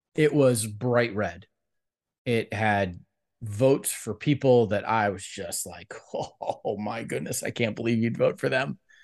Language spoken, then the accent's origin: English; Cleveland, Ohio, United States; I grew up in Cleveland, Ohio